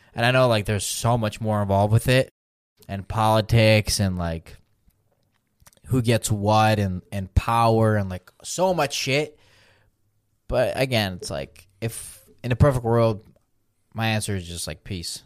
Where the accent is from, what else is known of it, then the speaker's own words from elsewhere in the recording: Belarus; moved away; I'm from Belarus